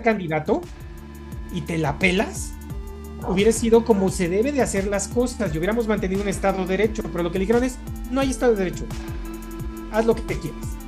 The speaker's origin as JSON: {"language": "Spanish", "region": "Mexico City", "country": "Mexico"}